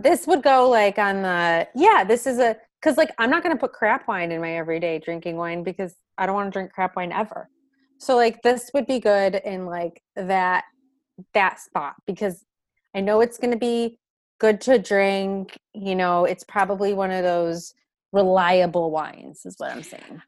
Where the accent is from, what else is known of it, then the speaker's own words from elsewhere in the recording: Michigan, United States; I'm from Michigan